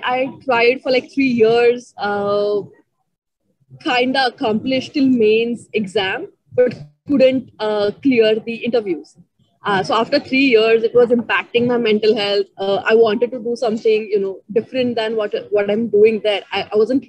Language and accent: English; Ahmednagar, Maharashtra, India; also born or lived in Pune; I'm from Ahmednagar, which is like 3 hours away from Pune. So I've studied till 10th. I was in Marathi medium schools.